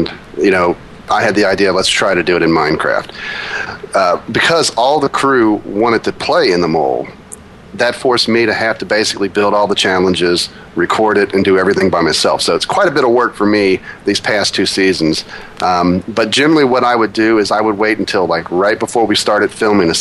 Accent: Ohio, United States; I'm from Ohio

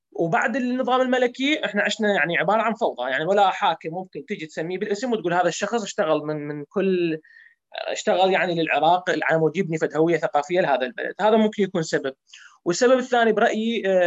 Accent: Iraq; احنا كعراقيين نقول يابا هاي الارض تمثلنا احنا كشعب عراقي

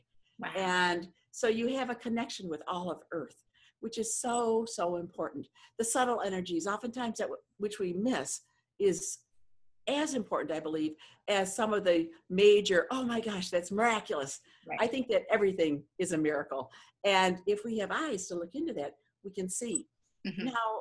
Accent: Ann Arbor, Michigan, United States; moved away; I'm originally from Ann Arbor, Michigan

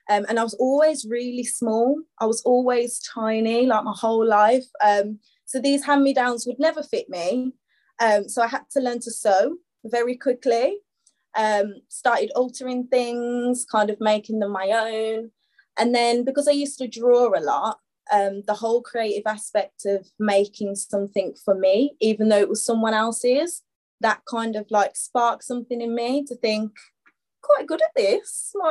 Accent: Birmingham, West Midlands, United Kingdom; moved away as an adult; also born or lived in London; now in Birmingham, United Kingdom; Um, I don't know if anyone can tell by the accent, um, but I'm from Birmingham, UK. I'm 27. Um, spent a little bit of time in London as well. Um, recently moved back

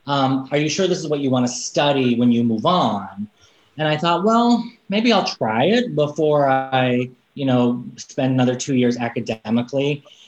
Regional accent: Casa Grande, Arizona, United States; moved away as an adult; also born or lived in Phoenix, Arizona / Washington, District of Columbia, United States / Los Angeles; Well, I am from Arizona as well. I am from Casa Grande, Arizona, just to the south of Phoenix and the north of Tucson.

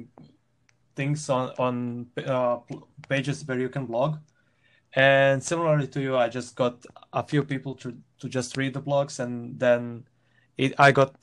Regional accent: Croatia; accent: half Eastern Europe; English is a second language; I'm from Croatia.

